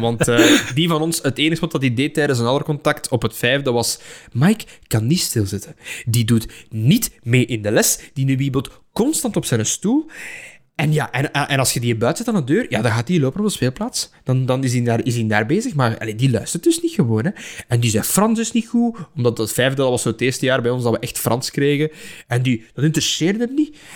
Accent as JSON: {"language": "Dutch", "area": "near Halle", "region": "Flanders", "country": "Belgium", "tie": "born or raised there", "said": "ik heb gezeten op Don Bosco Halle. En daar zijn een aantal docenten die nog altijd in mijn privésfeer. die wonen in mijn geboortedorp"}